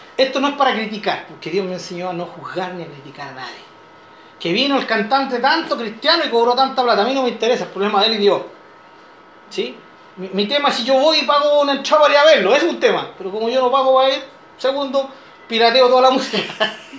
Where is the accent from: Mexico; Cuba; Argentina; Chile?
Chile; como chileno